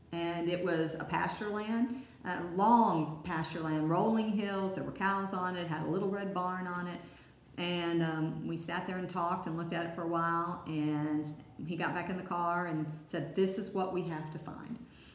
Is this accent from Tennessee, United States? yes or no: no; Hickory, North Carolina, United States; moved away as an adult; also born or lived in San Francisco Bay Area / Roswell, Georgia / Atlanta; We are all from North Carolina. Three of us grew up in Hickory. Chuck grew up in Asheville. Ronnie and Raymond have always lived in Hickory, built a business there, Von Drehle Industries. Chuck and I lived all over the country.